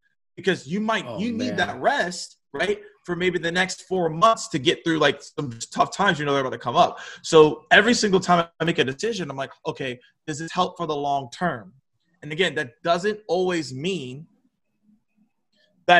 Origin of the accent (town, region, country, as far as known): Atlanta, Georgia, United States; born or raised there